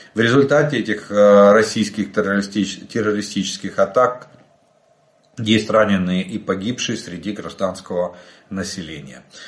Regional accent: Ukraine; мы из Украины

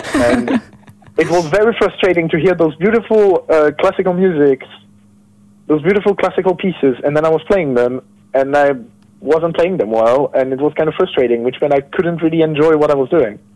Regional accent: France; I'm from France

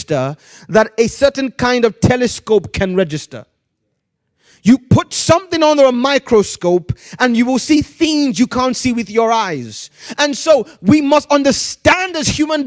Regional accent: Nigeria; moved away as an adult; now in United Kingdom; Growing up in Nigeria, I grew up in Nigeria.

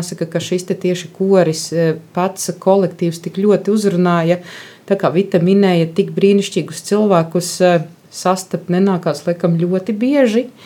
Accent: Viļaka, Balvi Municipality, Latvia; Es nāku no Viļakas, un Viļakā arī ir ļoti brīnišķīga baznīca, kura šobrīd tiek daudzināta kā Ziemeļlatgales pērle.

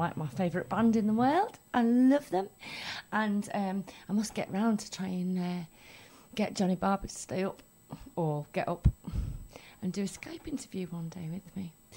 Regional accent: Wales, United Kingdom; We're from Wales. Well, kind of.

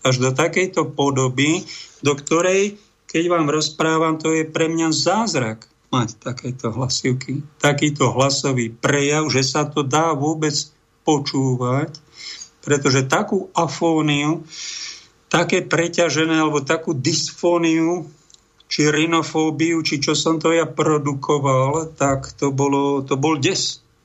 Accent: Prievidza, Trenčín Region, Slovakia; v Prievidzi, v mojom rodnom meste

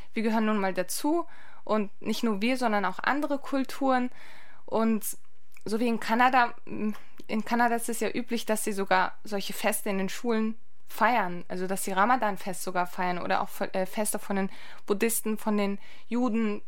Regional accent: Lübeck, Schleswig-Holstein, Germany; Meine Eltern kommen aus der Türkei. Ich bin selbst in Lübeck geboren und aufgewachsen

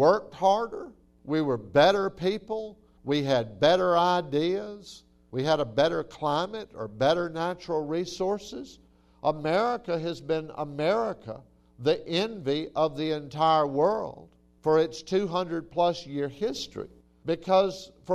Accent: Tampa, Florida, United States; I'm from Tampa, Florida

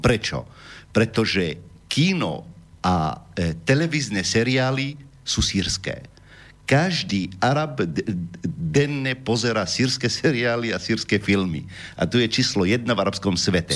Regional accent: Homs, Homs Governorate, Syria; Slovak is a second language; now in Slovakia; ja som z Homsu

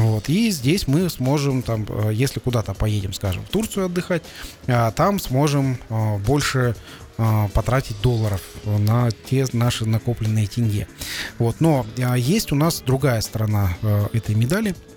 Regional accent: Kazakhstan; среднего нашего казахстанца

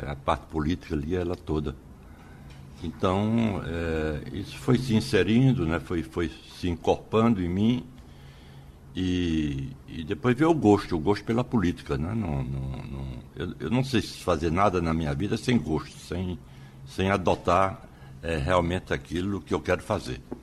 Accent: Nazaré da Mata, Pernambuco, Brazil; also born or lived in Vicência, Pernambuco / Aliança, Pernambuco; Eu nasci em Vicência, né? Nasci uhum. em Vicência

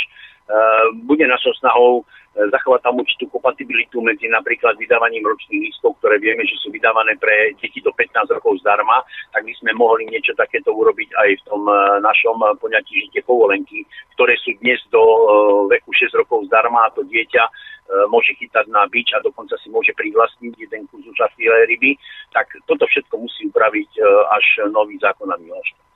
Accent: Bratislava, Bratislava Region, Slovakia; Ja som sa narodil v Bratislave, žil som celý život v Bratislave a na tých našich štrkoviskách bratislavských som ako chlapec chytal kapríky

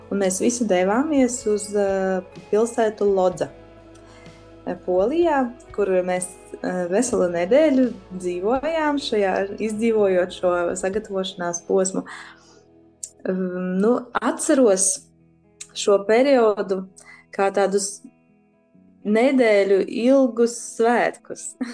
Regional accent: Daugavpils, Latgale, Latvia; esmu no Daugopils, šeit esmu piedzimusi. Uh, un pavadījusi lielāko daļu no savas dzīves

